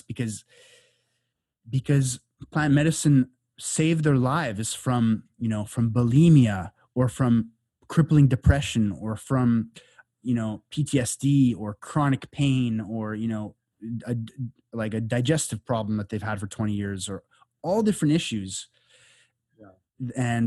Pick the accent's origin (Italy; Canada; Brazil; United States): Canada; moved away as an adult; now in Costa Rica; I grew up in Canada in the suburbs